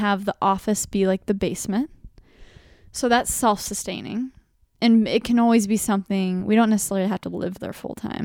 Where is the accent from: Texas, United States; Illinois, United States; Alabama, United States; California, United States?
Texas, United States; Dallas; now in New York City, United States; I'm from Dallas, Texas.